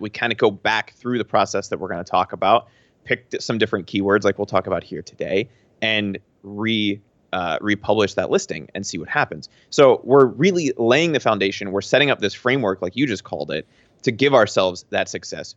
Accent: Pennsylvania, United States; moved away as an adult; I'm from Pennsylvania.

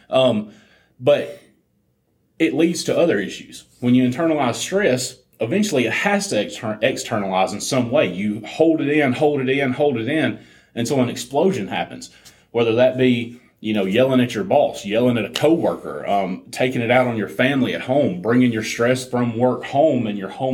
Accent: Alabama, United States; we're from Alabama

